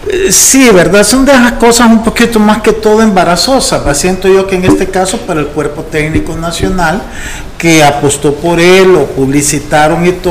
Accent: United States; pues sí, pero yo soy gringo, pues, nací en Estados Unidos.

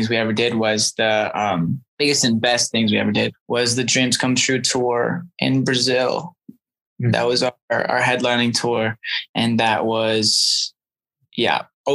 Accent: Canada; even though I'm from Canada and I live in Canada, but I am a dual citizen because of my mom

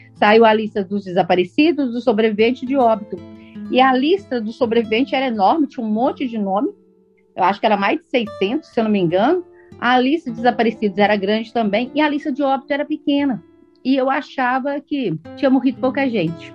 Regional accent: Minas Gerais, Brazil; Nós somos mineiros, moramos no estado minerário

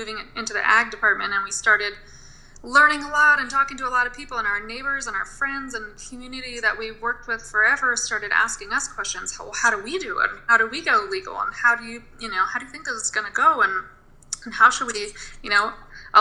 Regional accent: Mendocino County, California, United States; I grew up in Mendocino County, California, out in a rural area in a back-to-the-land commune

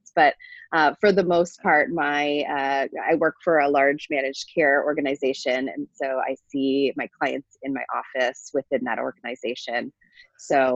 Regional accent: Toronto, Ontario, Canada; moved away as an adult; now in Minneapolis, United States; I was raised in Toronto in Canada, and came to Minnesota for a two-year fellowship

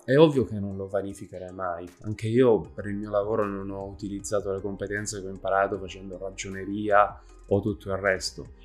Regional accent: province of Trapani, Sicily, Italy; Sono nato in provincia di Trapani, in questo piccolo paesino

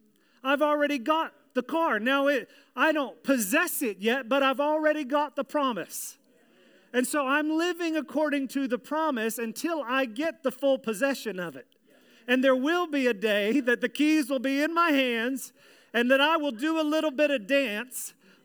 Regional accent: Virginia, United States; but in the church that I grew up in Virginia, there was a little thing called shout time.

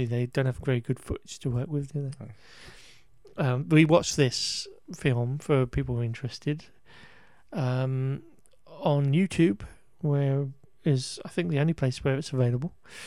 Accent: England, United Kingdom; we're English.

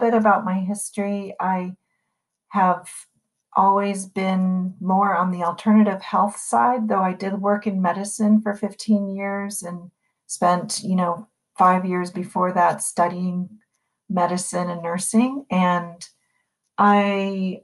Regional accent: East Coast, United States; moved away as an adult; now in San Francisco, United States; I'm from the East Coast originally. I lived in San Francisco for 28 years now.

